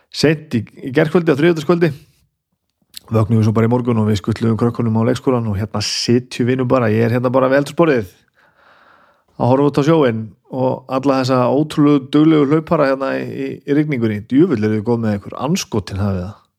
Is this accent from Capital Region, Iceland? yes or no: yes; Reykjavík, Capital Region, Iceland; ég fættur og uppalinn í Reykjavík